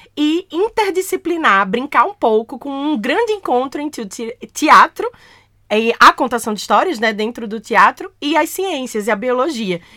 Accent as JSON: {"language": "Portuguese", "town": "Caruaru", "region": "Pernambuco", "country": "Brazil", "tie": "born or raised there", "lives_now": "Recife, Brazil", "said": "Eu nasci numa cidade chamada Caruaru, que fica pertinho de Recife. Eu sou então caruaruense, eu sou do Agreste, do interior do meu estado."}